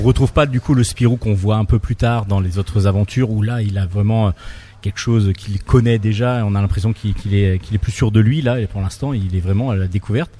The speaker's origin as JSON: {"language": "French", "country": "France", "said": "un lecteur français comme moi"}